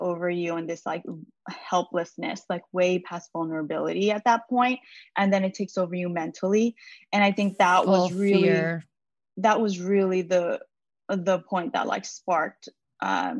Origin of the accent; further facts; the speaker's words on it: New York City, New York, United States; I was born and raised in New York City. So I'm very much American